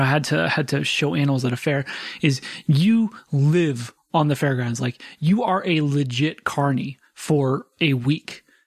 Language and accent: English; San Diego, California, United States; us growing up in San Diego, the Del Mar Fair was like the big happening in summertime